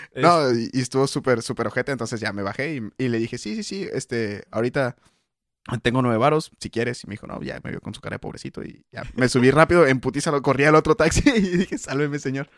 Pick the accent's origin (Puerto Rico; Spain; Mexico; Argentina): Mexico; Yo soy más mexicano que tú